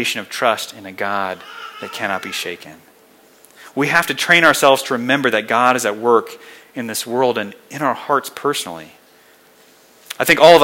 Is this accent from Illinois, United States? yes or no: no; Colorado Springs, Colorado, United States; moved away as an adult; I had spent my entire life here in Colorado. I grew up here in the Springs and went to Colorado State.